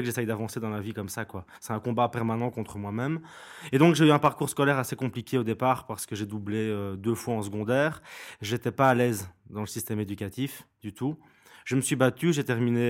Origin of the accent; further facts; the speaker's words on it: Binche, Wallonia, Belgium; Je suis de Binche, donc j'ai grandi à Binche